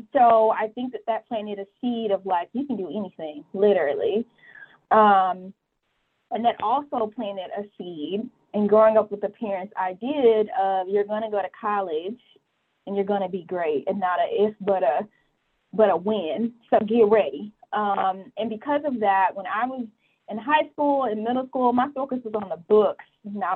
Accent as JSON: {"language": "English", "town": "Atlanta", "region": "Georgia", "country": "United States", "tie": "born or raised there", "also_born_or_lived": "Mississippi / New York", "moved": "as an adult", "said": "I'm from Atlanta, born and raised here"}